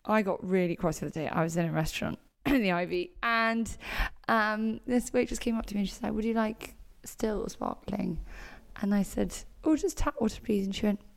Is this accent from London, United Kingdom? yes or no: yes; London, United Kingdom; I grew up in London